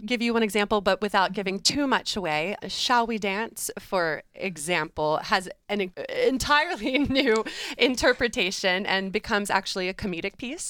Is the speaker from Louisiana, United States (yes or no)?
no; Virginia, United States; also born or lived in New York; I'm originally from this area